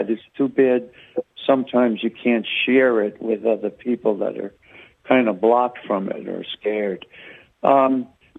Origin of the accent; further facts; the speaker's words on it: New York, United States; I'm from New York myself.